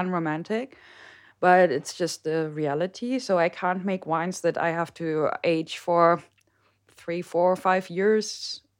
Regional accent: Mönchengladbach, North Rhine-Westphalia, Germany; moved away as an adult; also born or lived in Mosel; now in Rheinhessen, Germany; I am from the beautiful Howard Town off Mönchengladbach

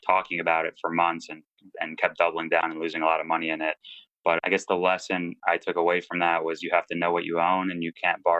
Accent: United States; I grew up in the States to immigrant parents

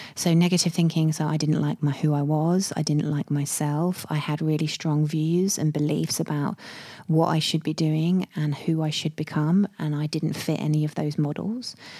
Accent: United Kingdom; I'm British

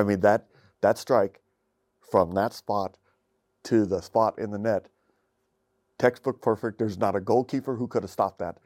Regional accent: United States; as an American who doesn't get exposed to football like it's really meant to be

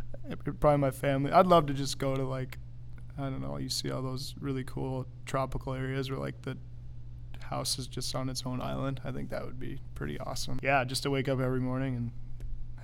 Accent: Colorado, United States; moved away as an adult; also born or lived in Michigan / California; now in Holland, Michigan, United States; Born and raised in Colorado

